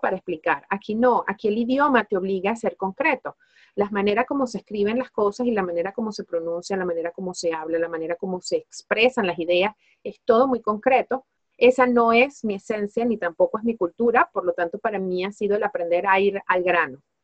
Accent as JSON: {"language": "Spanish", "country": "Venezuela", "moved": "as an adult", "lives_now": "Spain", "said": "los elementos que me distinguen a mí como venezolana, como latina, como latinoamericana"}